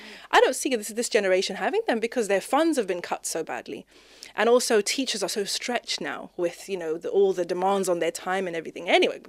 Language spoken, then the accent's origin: English; Zimbabwe; So anyway, growing up in Zimbabwe, you know, did the whole school thing, was, you know, head girl of my school.